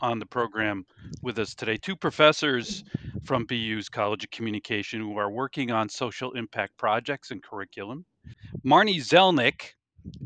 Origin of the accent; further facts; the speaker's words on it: New York, United States; now in Boston, United States; I'm a New Yorker